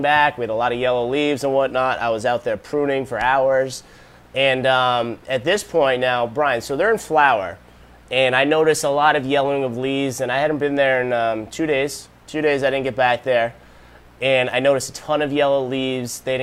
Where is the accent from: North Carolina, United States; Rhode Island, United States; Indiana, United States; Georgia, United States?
Rhode Island, United States; moved away; I'm originally from Rhode Island